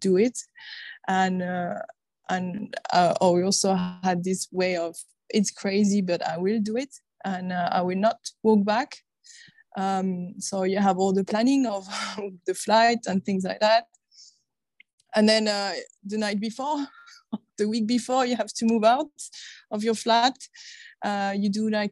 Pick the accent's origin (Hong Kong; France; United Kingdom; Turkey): France; English is a second language; moved away as an adult; So I'm originally from France, you can probably hear